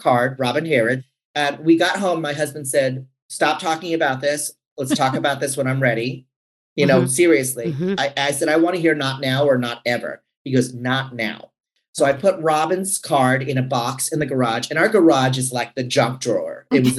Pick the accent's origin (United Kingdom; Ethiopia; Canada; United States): United States; San Francisco, California; I'm from San Francisco.